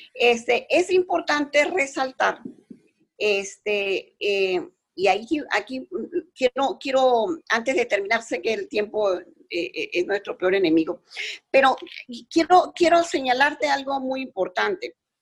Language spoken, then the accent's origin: Spanish; Panama; Nosotros como panameños